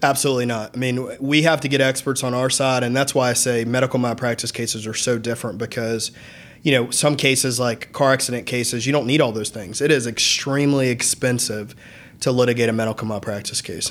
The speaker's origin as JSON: {"language": "English", "town": "Lilburn", "region": "Georgia", "country": "United States", "tie": "born or raised there", "also_born_or_lived": "Atlanta, Georgia / Nashville, Tennessee / Athens, Georgia", "said": "I grew up in Lilburn, you know, I was born in Atlanta"}